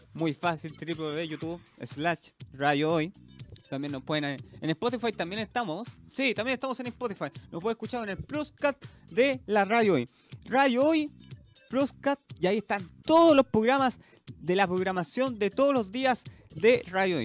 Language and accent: Spanish; Chile; somos chilenos